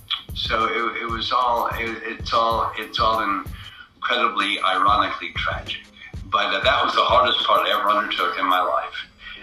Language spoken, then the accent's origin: English; New York, United States; also born or lived in Atlanta / New Orleans; now in Los Angeles, United States; I live mostly in Los Angeles now, but I grew up in Atlanta and New Orleans and New York, mostly New York of those three places.